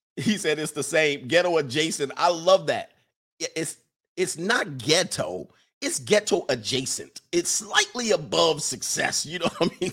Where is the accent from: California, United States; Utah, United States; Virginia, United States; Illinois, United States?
California, United States; Los Angeles; moved away; also born or lived in Midwest, United States; I grew up in the South Bay in Los Angeles in the Crips and the Blood days